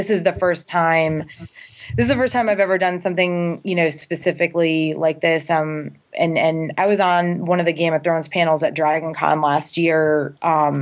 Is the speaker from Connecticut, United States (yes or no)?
yes; Connecticut, United States; moved away; Originally, I'm from Connecticut.